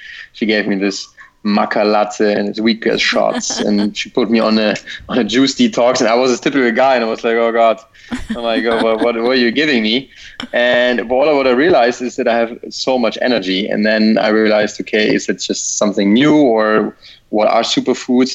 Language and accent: English; Germany; also born or lived in Amsterdam; I'm from Germany.